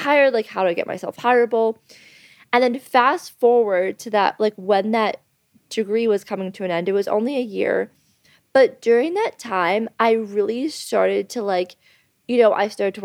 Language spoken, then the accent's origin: English; Thornbury, Ontario, Canada; now in Bali, Indonesia; I'm from Canada. I'm from actually a really small town in Canada. Shout out to Thornbury, Ontario